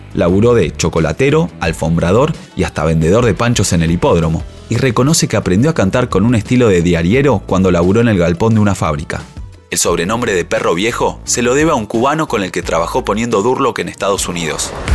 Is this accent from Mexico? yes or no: no; Argentina